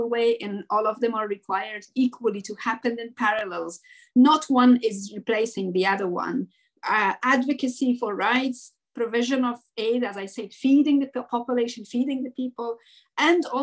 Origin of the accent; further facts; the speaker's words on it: Afghanistan; moved away; as an Afghan and as an English speaker Afghan